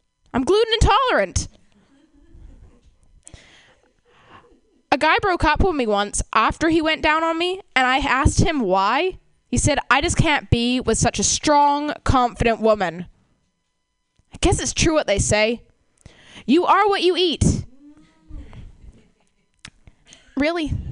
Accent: Canada; moved away; I come from Canada

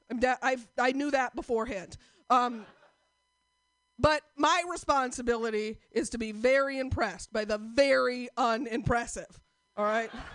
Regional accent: Portland, United States; I am from Portland

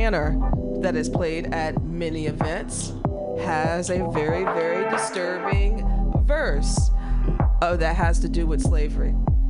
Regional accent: Midwest, United States; I'm from the Midwest.

